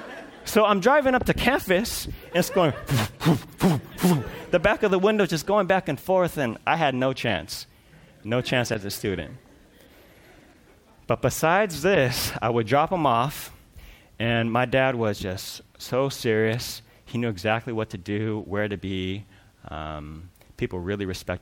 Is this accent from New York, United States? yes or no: no; Culver City, California, United States; I grew up in Culver City.